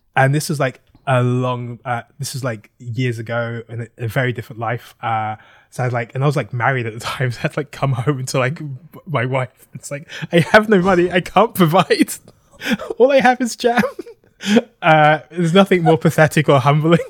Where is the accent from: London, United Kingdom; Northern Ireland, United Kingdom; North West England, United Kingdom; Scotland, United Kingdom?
London, United Kingdom; moved away as an adult; now in Brooklyn, United States; I am from London, uh, South London